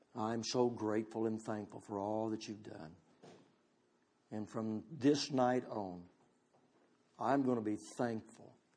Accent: United States; I'm all American

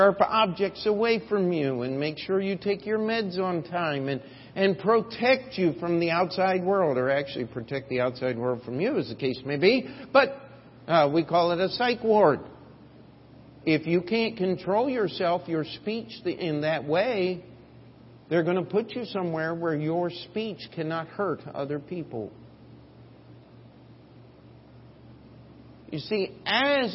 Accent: United States; as Americans

